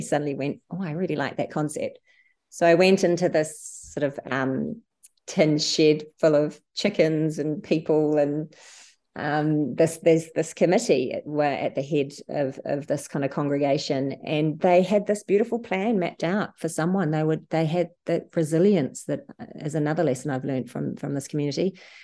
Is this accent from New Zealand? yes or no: yes; New Zealand; moved away as an adult; now in Sydney, Australia; I moved from New Zealand, where I'm from, where I worked in, in the hospitals to Sydney